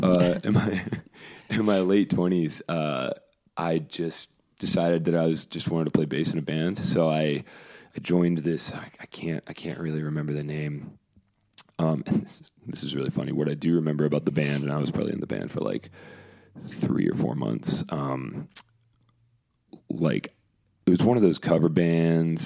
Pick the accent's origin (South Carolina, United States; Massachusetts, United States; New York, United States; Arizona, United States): South Carolina, United States; North Augusta; moved away as an adult; now in Columbia, United States; Originally North Augusta